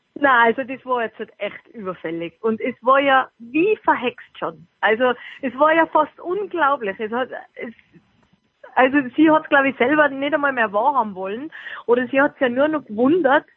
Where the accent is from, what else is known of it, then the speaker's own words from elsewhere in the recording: Austria; für mich als Österreicherin